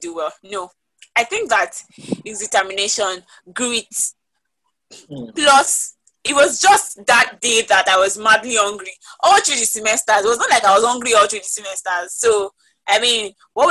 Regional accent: Ekiti, Nigeria; I'm from Ekiti State

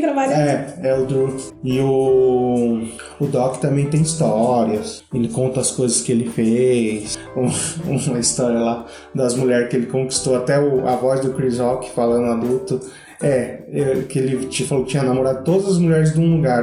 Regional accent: Brazil; nós que somos brasileiros

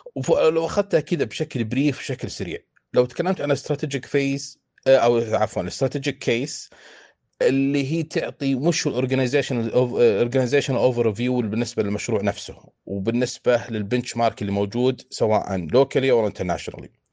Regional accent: Saudi Arabia; عندنا في السعودية

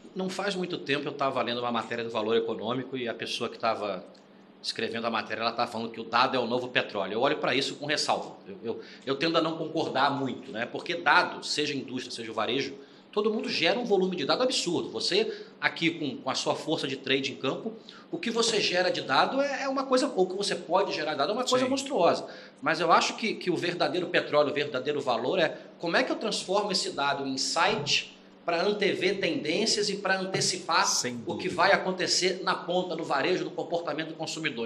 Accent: Rio de Janeiro, Brazil; moved away as an adult; also born or lived in Curitiba; now in São Paulo, Brazil; Sou carioca, estou em São Paulo há 14 anos

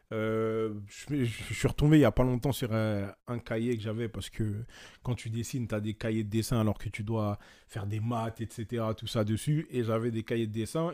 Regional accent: France; j'ai mes origines, je suis congolais, je suis français parce que je suis né ici.

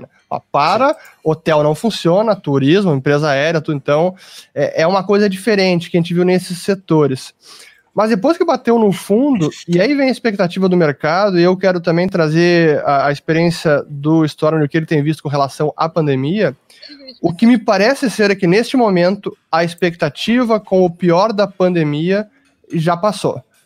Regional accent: Brazil; somos brasileiros, estamos aqui trabalhando, empreendendo, investindo

